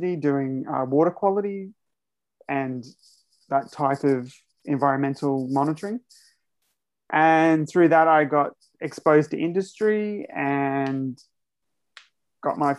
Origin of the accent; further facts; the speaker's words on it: Georgetown, Queensland, Australia; moved away as an adult; now in South Korea; my formative years, I guess, like most of my elementary or primary school was in North Queensland, so near Cairns, so Cape York.